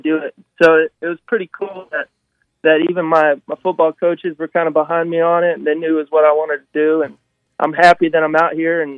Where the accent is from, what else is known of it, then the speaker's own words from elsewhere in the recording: Greenwood, Arkansas, United States; I'm from Greenwood, Arkansas